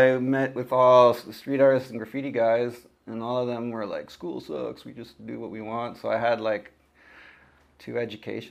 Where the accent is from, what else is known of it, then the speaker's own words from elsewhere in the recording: Ottawa, Ontario, Canada; moved away as an adult; also born or lived in Eastern Townships, Quebec; now in Montreal, Canada; I grew up in Ottawa